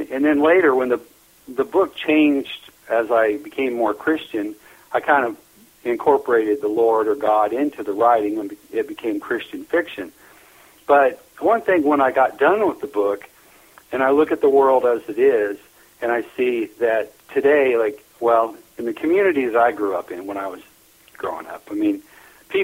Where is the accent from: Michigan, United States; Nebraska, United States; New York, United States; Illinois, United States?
Nebraska, United States; born or raised there; also born or lived in Lincoln, Nebraska